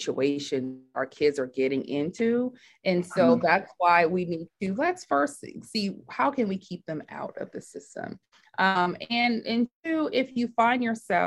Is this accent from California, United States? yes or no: yes; Oakland, California, United States; I was raised in Oakland, California